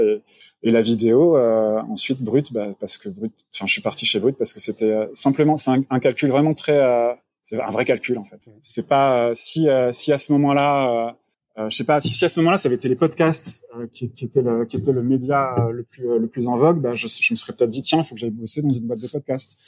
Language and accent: French; France; nous on trouve en tant que Français